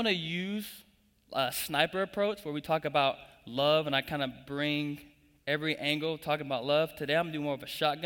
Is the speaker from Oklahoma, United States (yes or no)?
yes; Tulsa, Oklahoma, United States; moved away as an adult; now in Springfield, Missouri, United States; I'm originally from Tulsa, Oklahoma